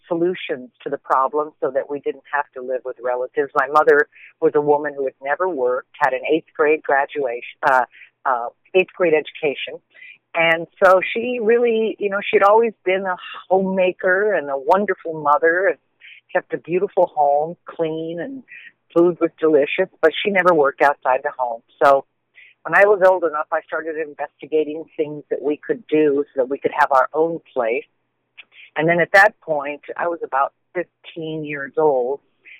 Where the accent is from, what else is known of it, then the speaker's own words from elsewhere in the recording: Tucson, Arizona, United States; moved away as an adult; also born or lived in Portland; I was born here in Tucson to a much older couple